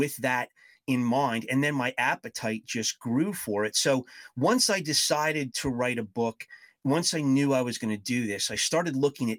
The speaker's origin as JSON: {"language": "English", "region": "New Jersey", "country": "United States", "tie": "born or raised there", "moved": "as an adult", "lives_now": "St. Louis, United States", "said": "I spent most of my childhood growing up in New Jersey and moved out to the St. Louis area about 20 years ago"}